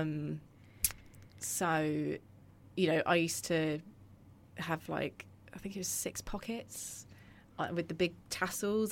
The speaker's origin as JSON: {"language": "English", "town": "Croydon", "region": "London", "country": "United Kingdom", "tie": "born or raised there", "also_born_or_lived": "Purley", "said": "I grew up in Croydon"}